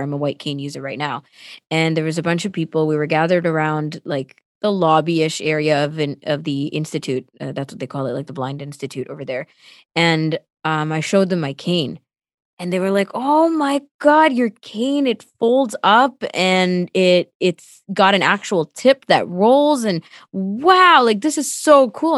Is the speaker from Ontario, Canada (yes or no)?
yes; Toronto, Ontario, Canada; first language Tamil; English is a second language; also born or lived in Sri Lanka; that's where I've lived my whole life, mostly in Scarborough